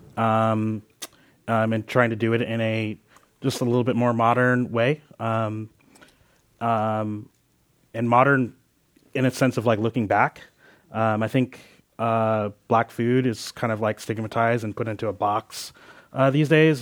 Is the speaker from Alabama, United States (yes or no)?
no; Philadelphia, Pennsylvania, United States; now in Oakland, United States; I was born in Philadelphia.